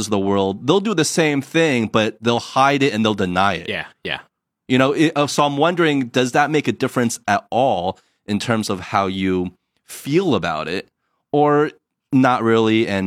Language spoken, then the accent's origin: English; United States; now in China; we're from the States, but we're living in China and we don't feel like we are fully 100% accepted in either place.